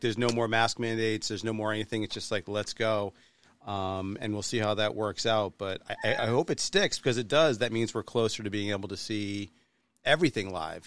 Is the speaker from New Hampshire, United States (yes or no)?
yes; New Hampshire, United States; I'm from New Hampshire, not quite from Boston